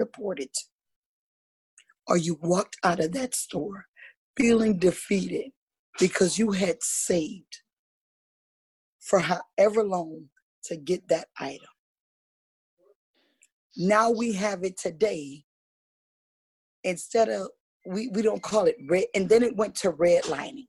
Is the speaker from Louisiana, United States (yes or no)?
yes; Louisiana, United States; now in West Virginia, United States; I grew up in the South. I'm from Louisiana.